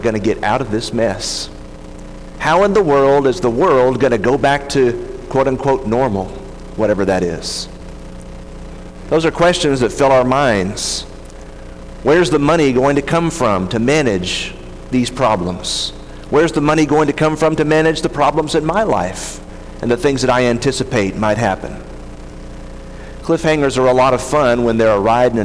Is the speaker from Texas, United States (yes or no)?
yes; near Dallas, Texas, United States; When I was a kid, I grew up near Dallas